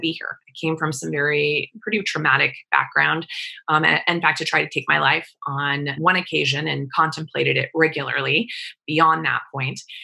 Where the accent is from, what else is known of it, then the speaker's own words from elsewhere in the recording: Wichita, Kansas, United States; I grew up in Wichita, Kansas